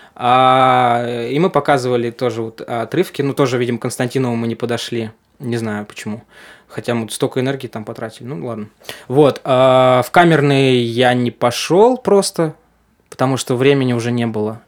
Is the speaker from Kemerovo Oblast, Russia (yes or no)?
yes; Yurga, Kemerovo Oblast, Russia; moved away as an adult; also born or lived in Novosibirsk / Saint Petersburg; now in Moscow, Russia; из Сибири, там, город Юрга